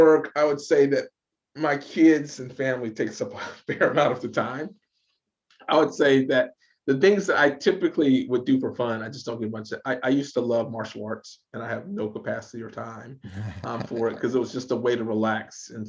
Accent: the South, United States; I grew up in the South, so I used to go to the shooting range a lot

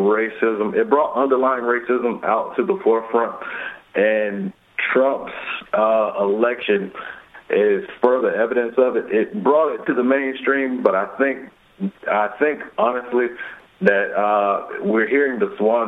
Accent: Alabama, United States; I'm from Alabama, in a state where politics has gotten really ugly

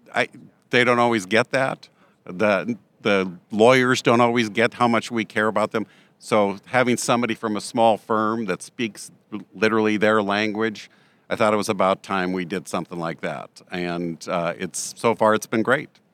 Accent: Montana, United States; I'm from Montana

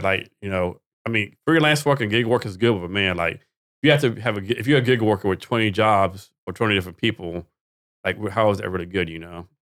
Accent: Texas, United States; I'm from Texas

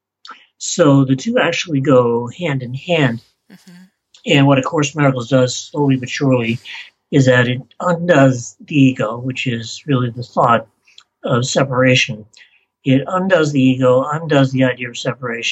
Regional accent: Beverly, Massachusetts, United States; born or raised there; moved away; also born or lived in Salem, Massachusetts

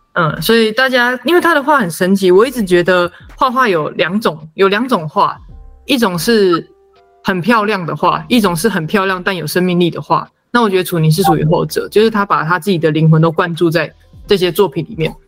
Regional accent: Hualien County, Taiwan; 所以他是结婚之后来到花莲生活，所以我小时候跟我姐姐都在花莲长大。那所以我是原汉混血

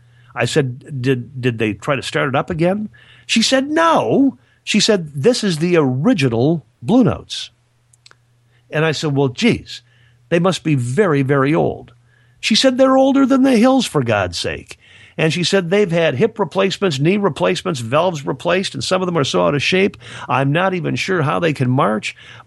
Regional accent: Michigan, United States; So very near the little town that I grew up in Michigan, a couple of guys from the Lions Club got together

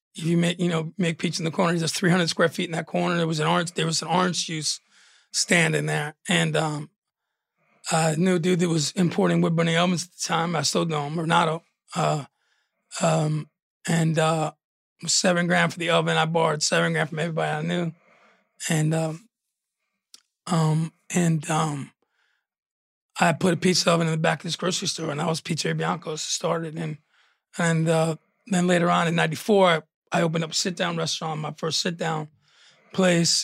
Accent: New York, United States; moved away as an adult; also born or lived in Arizona; being a kid and growing up in New York

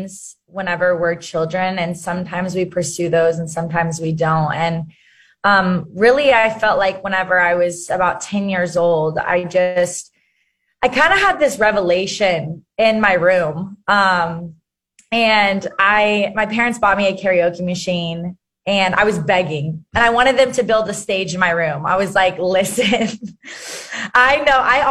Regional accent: Arkansas, United States; I grew up in Arkansas

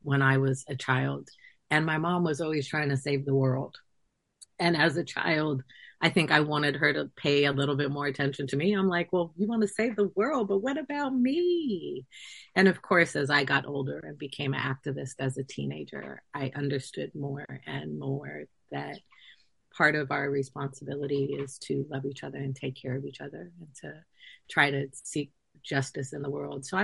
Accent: San Francisco, California, United States; also born or lived in Oakland; I spent time growing up in San Francisco, which is also a very urban environment and was in the Mission District

